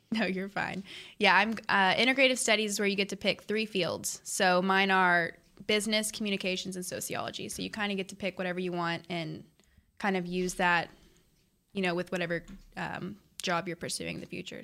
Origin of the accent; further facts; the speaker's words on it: North Richland Hills, Texas, United States; I'm a Dallas girl. So I grew up here my whole life